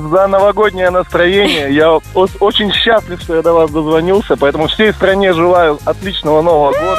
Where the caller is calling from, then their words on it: Khabarovsk, Khabarovsk Krai, Russia; Я звоню из